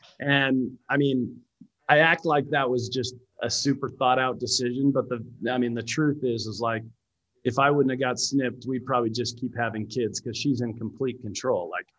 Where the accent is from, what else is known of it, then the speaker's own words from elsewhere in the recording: Lethbridge, Alberta, Canada; I grew up in Canada. I was born and raised in Canada. My family moved around a ton when I was a kid.